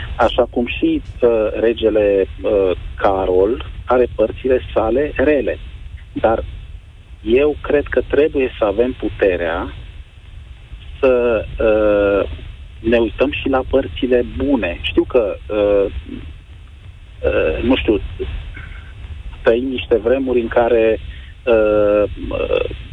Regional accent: Romania; m-am născut în România și sunt mândru de chestia asta

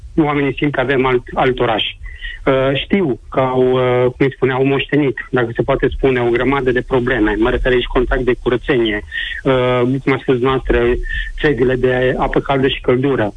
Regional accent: Timișoara, Timiș County, Romania; din Timișoara, zona Torontal. Uh, spun asta fiindcă m-am născut aici în zonă, părinții mei sunt de aici, bunicii, străbunicii

